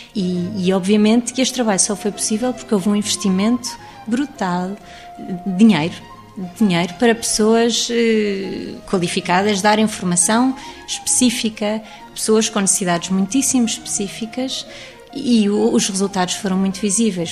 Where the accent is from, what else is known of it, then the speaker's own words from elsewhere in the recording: Lisbon, Portugal; also born or lived in England; acabei por trabalhar em museus porque cresci no Jardim da Gulbenkian